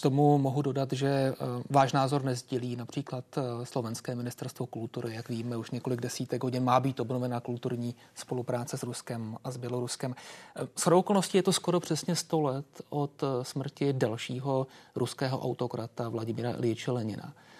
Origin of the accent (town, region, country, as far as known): Czechia